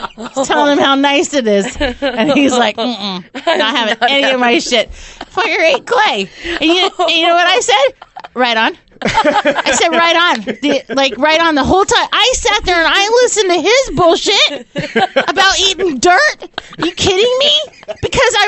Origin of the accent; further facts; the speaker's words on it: Portland, Oregon, United States; I'm from Portland